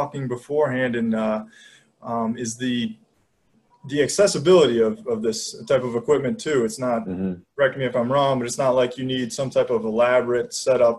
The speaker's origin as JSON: {"language": "English", "region": "Michigan", "country": "United States", "said": "I'm from Michigan"}